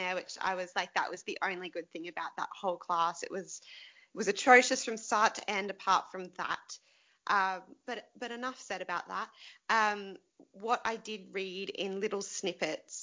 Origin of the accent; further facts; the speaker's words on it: Queensland, Australia; growing up in Queensland